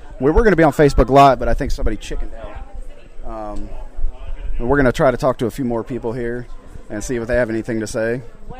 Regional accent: Missouri, United States; now in South Carolina, United States; Whenever I'm from Missouri originally

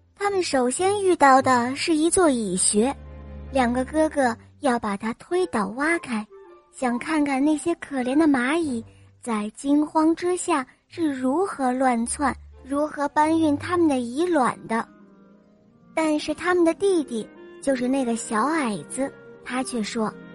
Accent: Dalian, Liaoning, China; 我来自大连

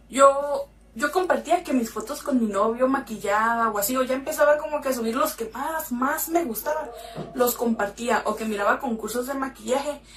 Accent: Mexicali, Baja California, Mexico; soy de la ciudad de Mexicali, tengo 24 años

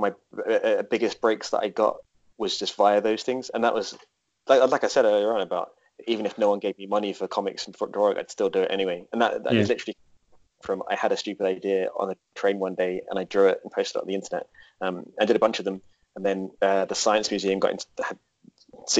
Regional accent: Essex, East of England, United Kingdom; moved away; I used to work in a comic book shop back in my hometown in Essex

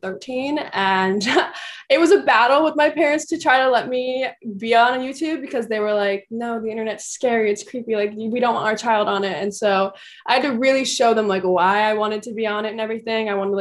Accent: Seattle, Washington, United States; I grew up in Seattle, Washington. That's where I'm currently back

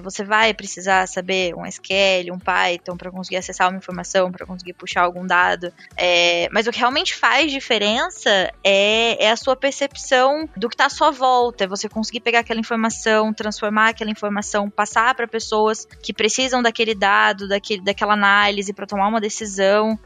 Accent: interior of São Paulo, Brazil; sou do interior de São Paulo

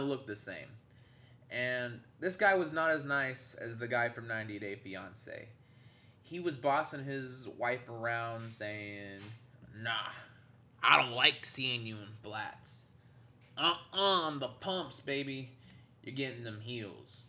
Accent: Wichita Falls, Texas, United States; moved away as an adult; now in Denton, United States; I lived in Wichita Falls, Texas. I grew up there. That's my hometown.

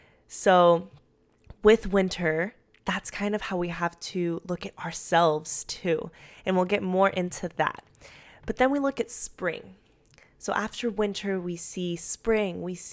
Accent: Medellin, Antioquia, Colombia; now in United States; I'm from Medellin, Colombia, and it is always springtime there.

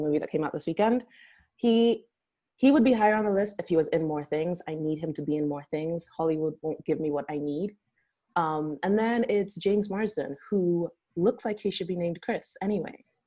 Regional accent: Nigeria; now in United States; I'm Nigerian, and then I naturalized to the U.S. Uh, in 2015

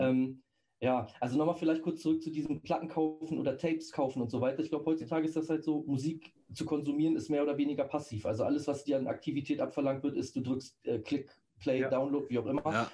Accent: Celle, Lower Saxony, Germany; von Celle aus, wo ich herkomme

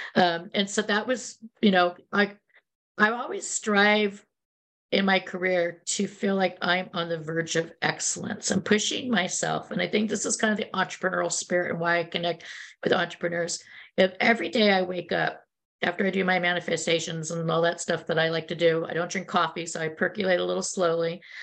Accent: Silicon Valley, California, United States; also born or lived in New York / Chicago / London; I grew up in Silicon Valley before it was called Silicon Valley

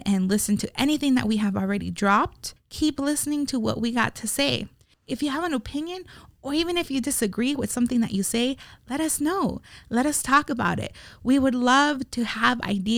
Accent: Las Vegas, Nevada, United States; as Las Vegas locals

